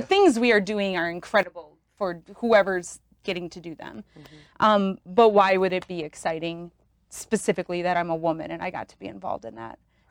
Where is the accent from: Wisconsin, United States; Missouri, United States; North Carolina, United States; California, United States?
Wisconsin, United States; moved away as an adult; also born or lived in Michigan / Atlanta; Originally from Wisconsin.